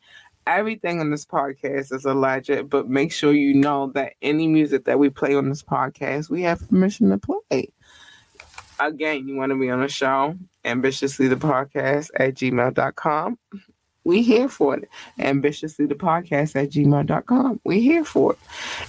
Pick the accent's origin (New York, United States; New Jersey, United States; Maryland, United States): Maryland, United States; Baltimore; This is my city. I represent the city. It is me and I'm from Baltimore City.